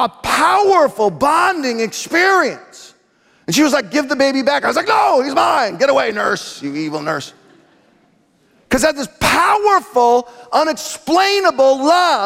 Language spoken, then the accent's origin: English; Omak, Washington, United States; I grew up in Omak. Does anyone know where Omak is? Just south of Penticton, just 40 minutes from the Canadian border